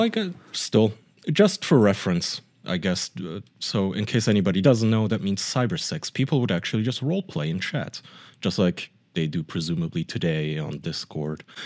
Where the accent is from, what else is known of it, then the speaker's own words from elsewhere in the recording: Germany; English is a second language; moved away; I grew up in Germany in my preteen years and teen years